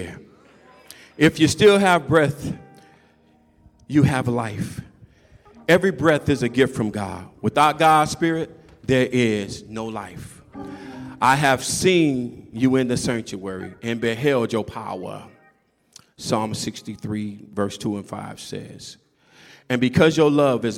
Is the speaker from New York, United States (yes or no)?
no; California, United States; y'all know I'm from California